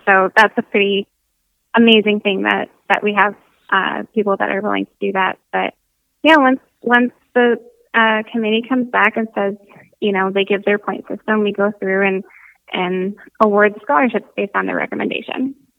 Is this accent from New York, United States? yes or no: no; Michigan, United States; moved away as an adult; growing up in Michigan